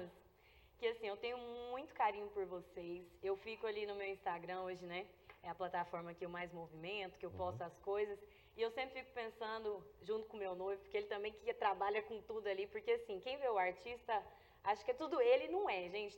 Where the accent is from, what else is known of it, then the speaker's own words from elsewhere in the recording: Brazabrantes, Goiás, Brazil; a minha infância até os meus pra, até 10 anos mais ou menos, eu cresci lá na, em Deuslândia, né? E Brasa Branca, Deuslândia é município de Brasa Branca